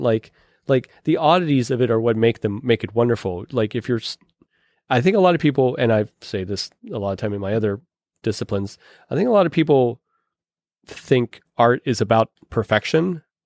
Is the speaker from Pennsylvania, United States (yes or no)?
yes; Pittsburgh, Pennsylvania, United States; accent: Pittsburgh; my Pittsburgh accent